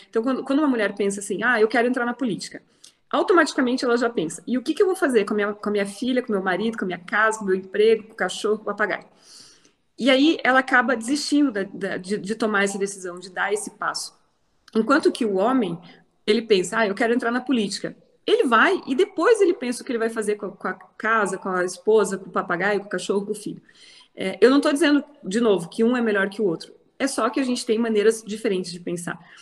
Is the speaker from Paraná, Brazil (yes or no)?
yes; interior of Paraná, Brazil; moved away as an adult; now in Curitiba, Brazil; sou do interior do Paraná, moro aqui em Curitiba desde 2002